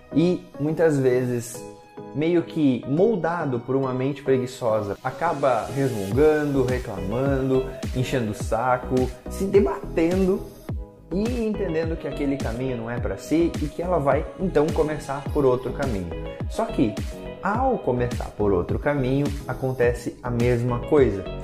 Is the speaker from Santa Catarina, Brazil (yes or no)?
yes; Lages, Santa Catarina, Brazil; Quando eu tinha mais ou menos de 7 a 8 anos, lá na casa da minha família, em Lages, onde eu nasci, a gente tinha um pátio